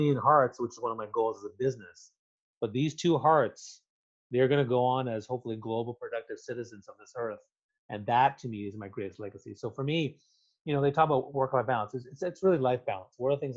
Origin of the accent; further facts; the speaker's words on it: Canada; I'm Canadian